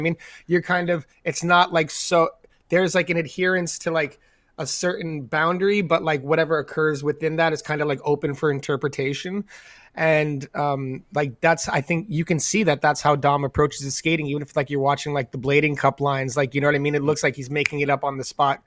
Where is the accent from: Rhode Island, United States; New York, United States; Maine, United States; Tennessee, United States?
New York, United States; being New Yorkers, having been born and raised in New York